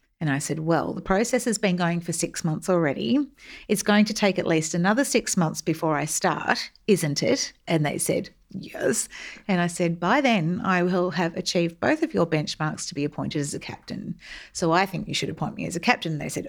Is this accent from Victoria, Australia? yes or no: yes; Melbourne, Victoria, Australia; I grew up in Melbourne, in the southeastern suburbs in the 70s and 80s. And it was an idyllic Australian childhood filled with long summers at the local pools